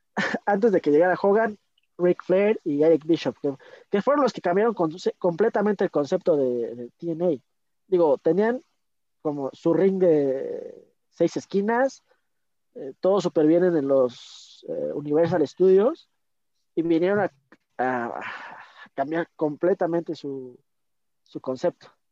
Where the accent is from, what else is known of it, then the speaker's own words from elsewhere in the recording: Mexico; yo como mexicano